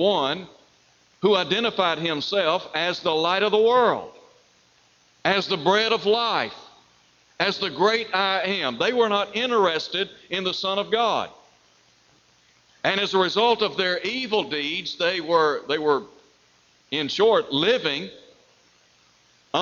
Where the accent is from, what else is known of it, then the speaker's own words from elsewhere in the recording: Chattanooga, Tennessee, United States; when I was growing up in Chattanooga, Tennessee